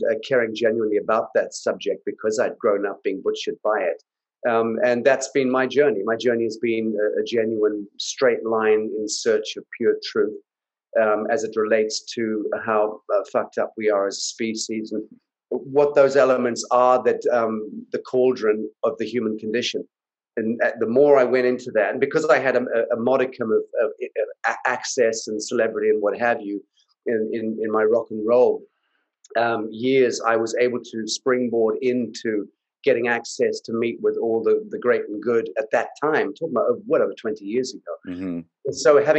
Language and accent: English; Zimbabwe; But I grew up in Africa in a war, the war for independence for Zimbabwe. So I grew up in Rhodesia, which became Zimbabwe.